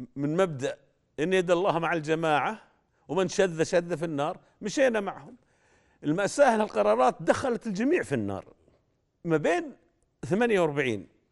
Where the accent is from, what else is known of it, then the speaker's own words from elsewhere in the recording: Saudi Arabia; عندنا في جده